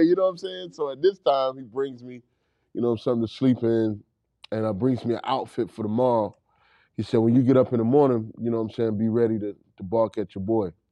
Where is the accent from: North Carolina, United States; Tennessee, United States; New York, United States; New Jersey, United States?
North Carolina, United States; Raleigh; I'm from Raleigh, North Carolina. uh, Southside.